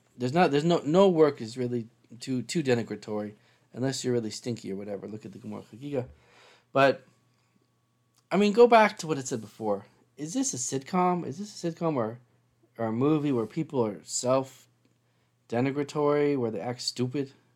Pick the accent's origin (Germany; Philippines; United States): United States; Seattle, Washington; moved away; I'm from Seattle